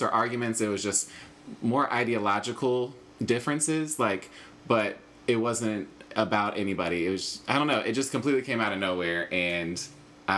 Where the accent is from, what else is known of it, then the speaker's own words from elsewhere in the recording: Charlotte, North Carolina, United States; also born or lived in Washington, D.C. / Orlando, Florida; I'm from Charlotte, North Carolina. Wasn't born there, but was raised there